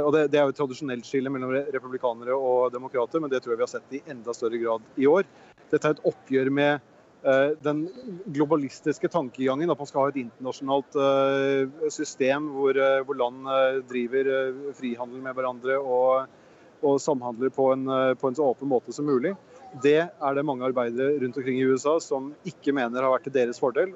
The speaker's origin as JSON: {"language": "Norwegian", "country": "Norway", "said": "vi som nordmenn"}